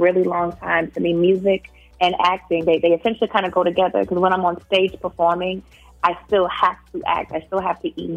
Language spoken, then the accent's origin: English; Baltimore, Maryland, United States; I grew up in West Baltimore.